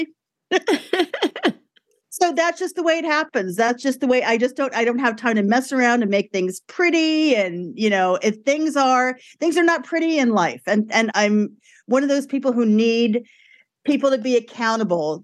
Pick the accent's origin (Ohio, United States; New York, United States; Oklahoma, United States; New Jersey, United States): New York, United States; New York City; I grew up in Brooklyn.